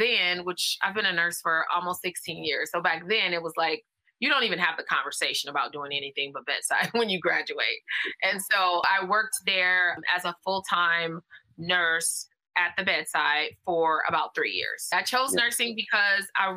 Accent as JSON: {"language": "English", "town": "Los Angeles", "region": "California", "country": "United States", "tie": "born or raised there", "said": "Born and raised in South LA."}